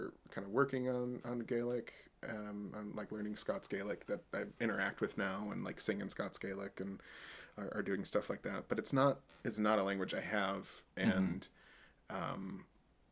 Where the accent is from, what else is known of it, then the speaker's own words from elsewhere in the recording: United States; I'm an American